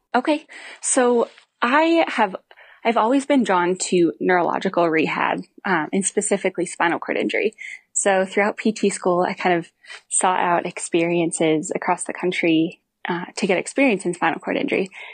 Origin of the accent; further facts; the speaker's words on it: Missoula, Montana, United States; I grew up in Missoula, Montana